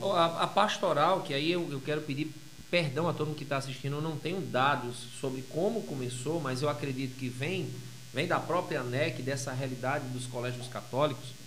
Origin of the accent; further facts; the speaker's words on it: Iguatu, Ceará, Brazil; now in Parnamirim, Brazil; Eu sou do interior do Ceará. Eu sou cearense, com muito orgulho.